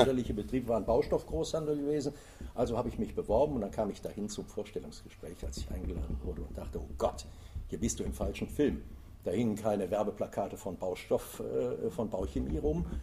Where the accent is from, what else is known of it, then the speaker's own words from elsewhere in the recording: Kaisersesch, Rhineland-Palatinate, Germany; Ja, ich bin mhm. geboren und aufgewachsen in der Eifel mhm. und äh, in Kaisersesch.